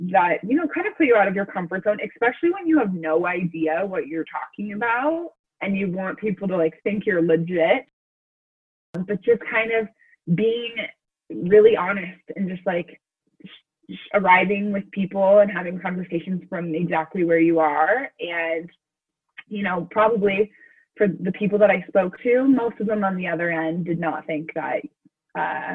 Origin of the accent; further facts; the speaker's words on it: Colorado, United States; I'm from Colorado